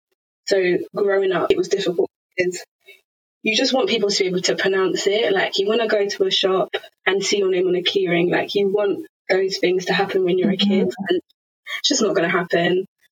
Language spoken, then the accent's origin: English; Zambia; But to put a label on it, yeah, Zambia is where I'm from.